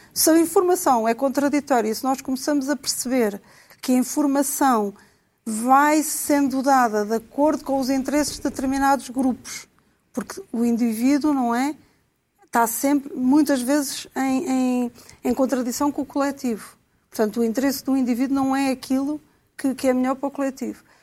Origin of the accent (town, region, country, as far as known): Portugal